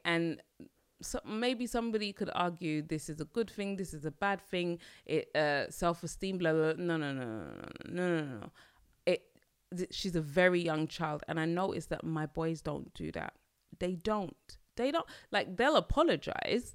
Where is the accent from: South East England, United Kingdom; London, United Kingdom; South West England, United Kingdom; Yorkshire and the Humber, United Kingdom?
London, United Kingdom; I'm a Londoner